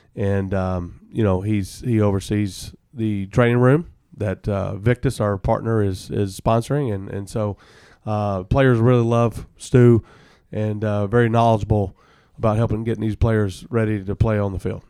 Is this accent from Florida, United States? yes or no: no; Alabama, United States; now in Arizona, United States; I'm originally from Alabama.